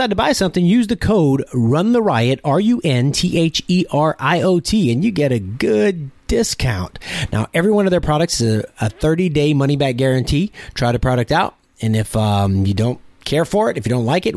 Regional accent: South Louisiana, United States; moved away; I'm from South Louisiana.

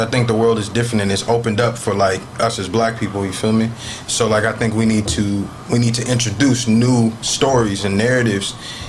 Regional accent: Compton, California, United States; I'm from Compton too

